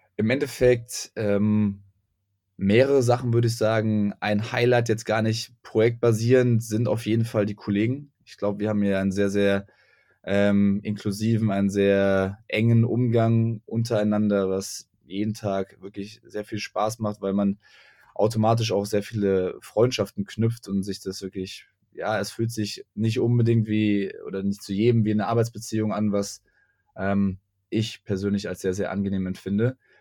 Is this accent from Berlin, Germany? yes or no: no; Göttingen, Lower Saxony, Germany; moved away as an adult; also born or lived in Frankfurt; ich komme aus Göttingen